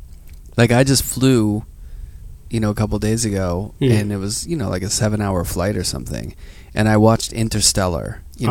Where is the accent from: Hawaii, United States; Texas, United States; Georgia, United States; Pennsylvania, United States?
Pennsylvania, United States; Pittsburgh; now in New York, United States; I grew up in Pittsburgh. It's a pretty gray city.